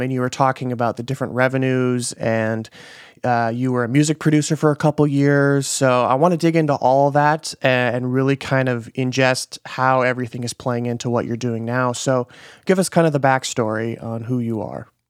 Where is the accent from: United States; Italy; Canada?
United States; Midwest; moved away; I'm from the Midwest